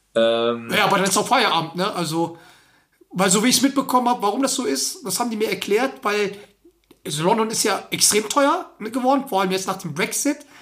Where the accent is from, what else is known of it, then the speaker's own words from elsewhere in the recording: Germany; bei uns in Deutschland